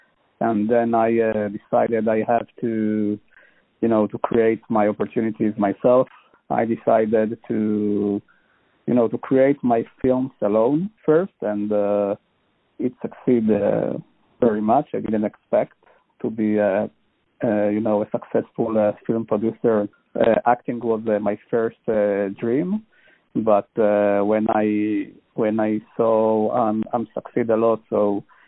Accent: Israel; From Israel.

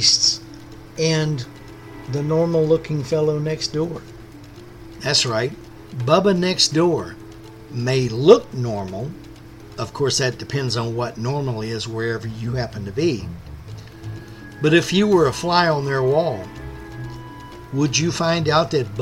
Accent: Texas, United States; from Texas

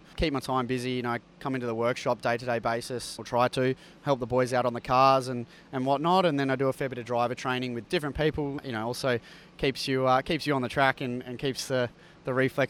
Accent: North Fremantle, Western Australia, Australia; now in Melbourne, Australia; I'm from the North Fremantle area, so up near the coast, which is good.

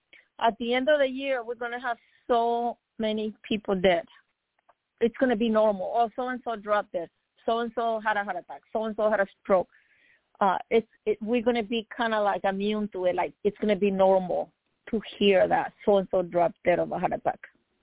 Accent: Miami, Florida, United States; This is one of my childhood friends I grew up with in Miami.

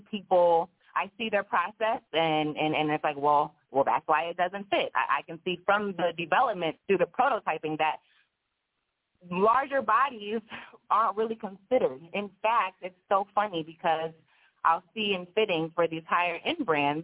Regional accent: Maryland, United States; also born or lived in Baltimore, Maryland; now in Los Angeles, United States; I'm from the East Coast. I'm from Maryland

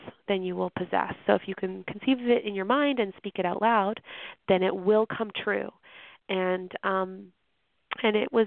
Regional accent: middle of Canada, central Canada, Canada; moved away as an adult; now in North Carolina, United States; I'm Canadian, so this was not normally my bag. I'm from like the middle of Canada

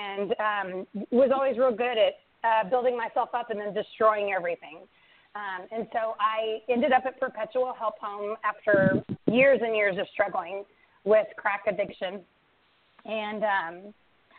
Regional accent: Central Texas, United States; I moved back to my hometown to be closer to my son and my husband

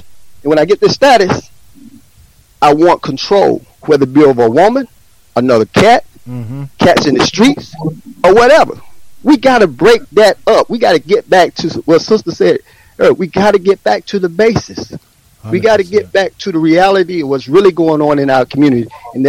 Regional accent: Atlanta, Georgia, United States; also born or lived in New Jersey; I grew up in Atlanta. I grew up in Jersey, and I grew up in the 60s, because I'm a 60 baby. I was born in 61.

